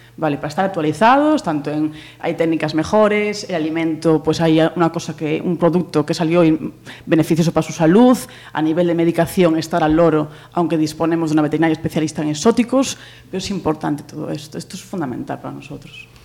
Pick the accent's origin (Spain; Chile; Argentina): Spain; Pontevedra, Galicia; somos los de Pontevedra.